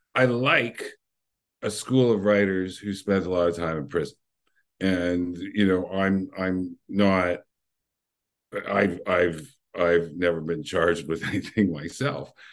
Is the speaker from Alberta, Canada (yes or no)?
no; Windsor, Ontario, Canada; I was from Windsor, which is one mile from Detroit